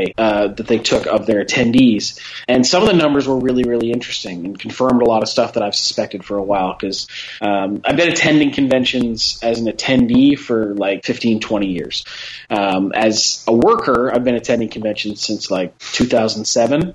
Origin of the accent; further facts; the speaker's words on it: Canada; We're Canadian